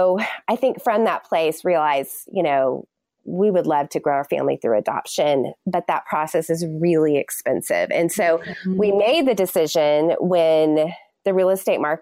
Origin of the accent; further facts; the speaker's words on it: Texas, United States; I'm from Texas.